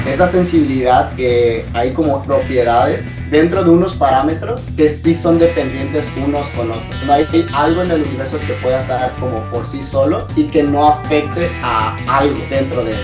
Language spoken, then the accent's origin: Spanish; Mazatlán, Sinaloa, Mexico; moved away as an adult; now in La Paz, Mexico; soy originario de la ciudad de Mazatlán, en México, y ahorita estoy, bueno, estoy en La Paz